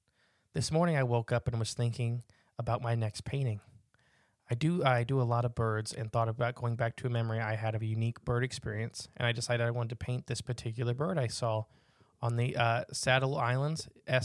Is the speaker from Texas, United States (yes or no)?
no; Virginia Beach, Virginia, United States; I am from Virginia Beach. I'm very familiar with our ingrets, our cranes, and all other types of waterfowl, both oceanic and wetlands.